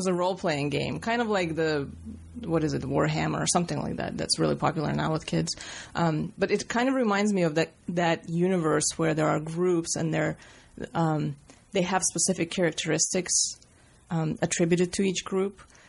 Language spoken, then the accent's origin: English; Riga, Latvia; born there; I was born in Riga, Latvia, in the former Soviet Union. And I was born into a family of performers, basically a stage family.